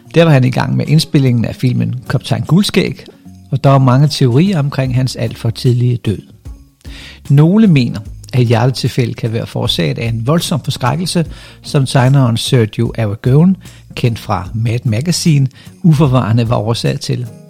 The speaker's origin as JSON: {"language": "Danish", "area": "Funen", "region": "Southern Denmark", "country": "Denmark", "said": "hvad jeg er for en fynbo"}